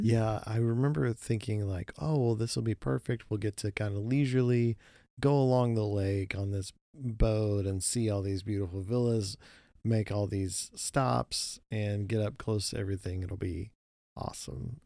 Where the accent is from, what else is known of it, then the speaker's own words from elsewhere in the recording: Oklahoma, United States; we grew up in Oklahoma